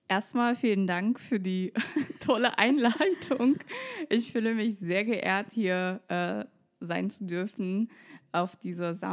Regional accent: Moscow, Russia; moved away as an adult; now in Berlin, Germany; ich bin mit 18 aus Moskau nach Berlin gezogen. Ich war schon immer ein Hauptstadtkind. Meine Eltern, die kommen aus Armenien, ähm, auch beide aus der Hauptstadt Jerewan.

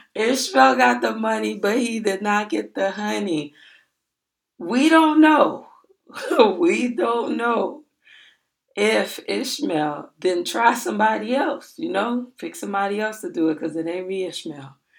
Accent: Miami, Florida, United States; I told him that I was from Miami.

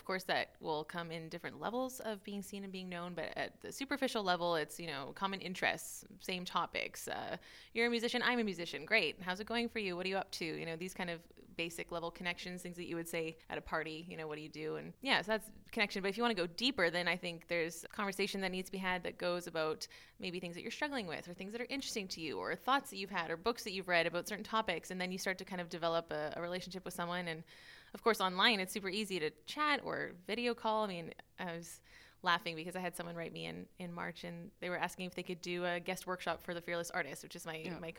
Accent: Canada; now in Maastricht, Netherlands; I am Canadian, classical pianist. I live in Maastricht here.

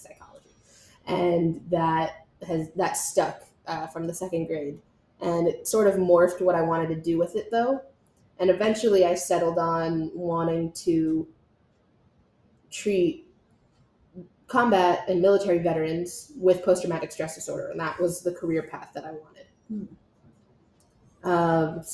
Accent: Montville, New Jersey, United States; I grew up in Montville, New Jersey, which is just about 25 minutes outside of Manhattan, New York

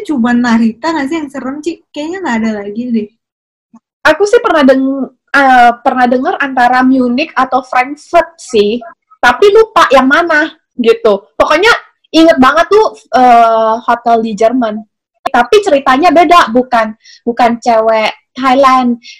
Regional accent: Indonesia; karena kita orang Indo kali ya jadi lebih berasa kalau misalnya ngomongin kayak tentang cerita-cerita kayak gini

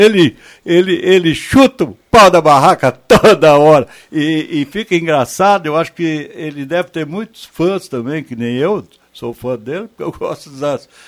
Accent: Brazil; E eu, como brasileiro

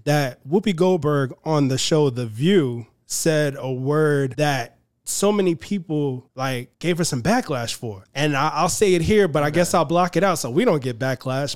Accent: New York City, New York, United States; I'm from Queens, New York.

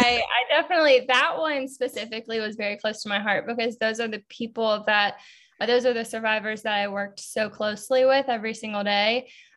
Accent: Carolina, United States; Yeah. I'm a Carolinian.

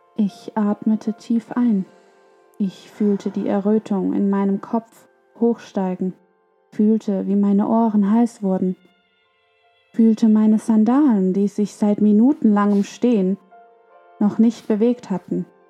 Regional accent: Germany; dass ich aus Deutschland komme, aus Europa

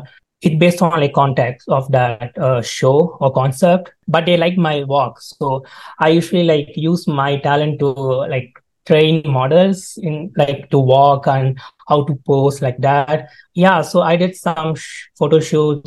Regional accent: India; moved away as an adult; now in Calgary, Canada; Actually, I'm from India, so I came here for my studies.

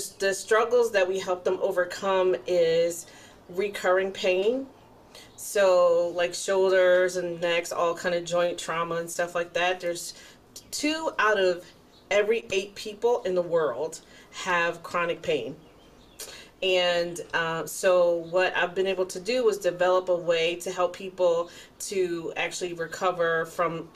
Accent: Philadelphia, Pennsylvania, United States; now in Greenville, United States; I am currently in Greenville, South Carolina. I'm originally from Philadelphia, Pennsylvania

